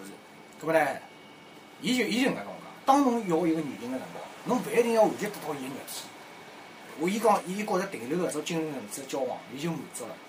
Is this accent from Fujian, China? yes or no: yes; Fujian, China; accent: Fujian; 不。好意思哦，我讲有点福建口音。